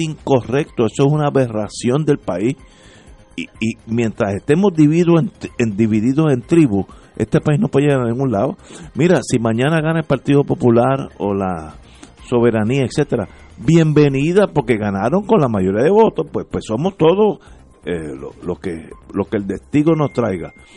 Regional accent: Puerto Rico; somos todos puertorriqueños

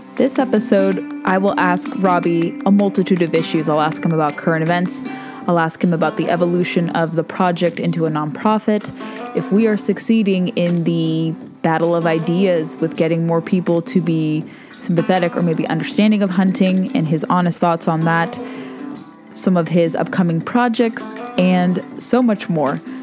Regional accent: Southern California, United States; all of us from Southern California. I'm one of those people too.

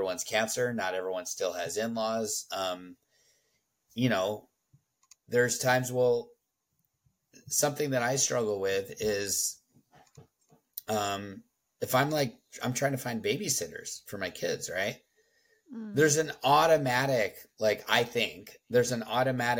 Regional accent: Southern California, United States; moved away as an adult; 37 years I lived in Southern California

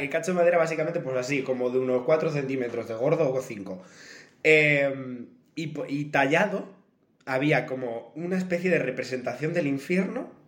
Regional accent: Andalusia, Spain; accent: Andalusian; Y yo, perdonad mi acento andaluz.

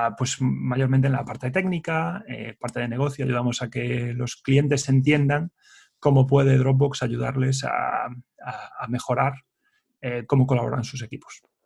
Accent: Ourense, Galicia, Spain; moved away as an adult; also born or lived in A Coruña / Dublin, Ireland; en Ourense, que es de donde soy yo originalmente

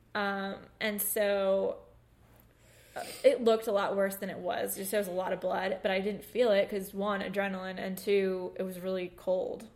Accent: New York, United States; in our house that we grew up in in New York

